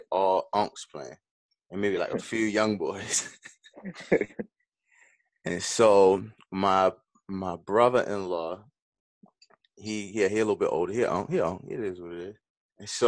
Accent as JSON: {"language": "English", "town": "Baltimore", "region": "Maryland", "country": "United States", "said": "I'm from the West"}